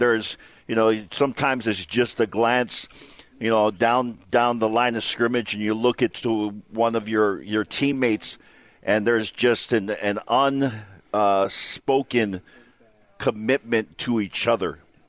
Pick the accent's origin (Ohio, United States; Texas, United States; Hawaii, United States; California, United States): Hawaii, United States; now in Utah, United States; I remember when I got here to Utah, growing up in Hawaii